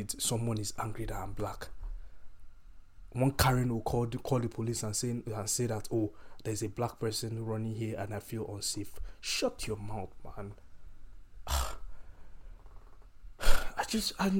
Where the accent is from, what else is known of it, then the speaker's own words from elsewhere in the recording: Nigeria; moved away as an adult; growing up, I grew up in Nigeria